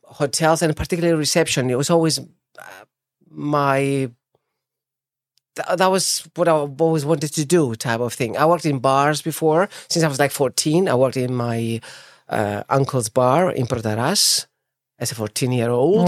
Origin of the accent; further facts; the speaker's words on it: Famagusta, Famagusta District, Cyprus; also born or lived in Deryneia / Nicosia; I was born in Famagusta, actually, in nineteen seventy, so there's my age.